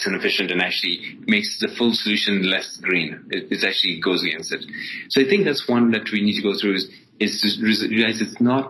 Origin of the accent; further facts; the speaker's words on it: Ethiopia; also born or lived in Dubai, United Arab Emirates; now in United States; I was born in Ethiopia and then actually finished my high school in Dubai and then came over to the US to study.